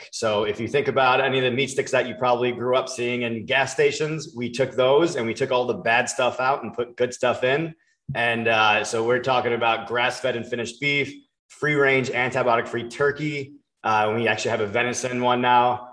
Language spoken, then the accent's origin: English; Long Island, New York, United States; also born or lived in Palm Beach, Florida; now in Florida, United States; I grew up in Long Island